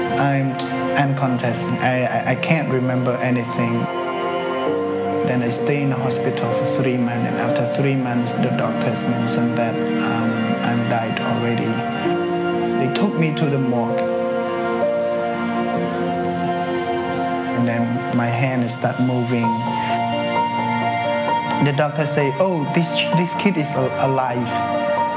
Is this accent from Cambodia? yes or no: yes; Battambang, Cambodia; I was born in Battambang province in the year 1984.